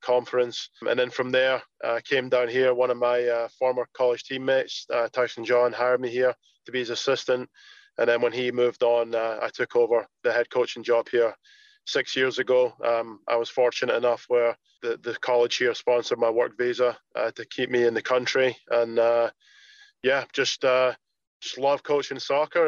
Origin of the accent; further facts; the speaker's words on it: Scotland, United Kingdom; moved away as an adult; now in United States; I played in some uh, academies or some professional teams back in Scotland till from all the way from age 12 till 17